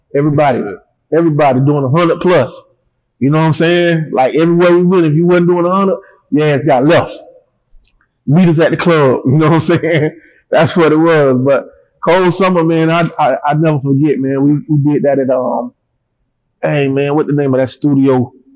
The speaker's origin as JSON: {"language": "English", "town": "Panama City", "region": "Florida", "country": "United States", "tie": "born or raised there", "moved": "yes", "said": "I don't come home to Panama City"}